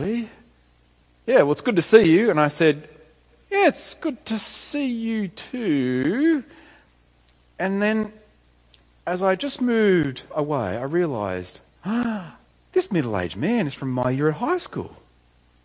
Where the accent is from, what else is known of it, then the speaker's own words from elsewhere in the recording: Tamworth, New South Wales, Australia; moved away; I went back home to my hometown to see my parents, Tamora